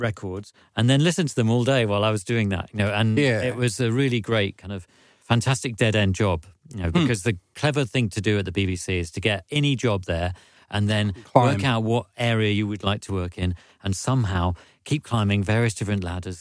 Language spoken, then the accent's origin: English; London, United Kingdom; also born or lived in Norwich; I was originally from London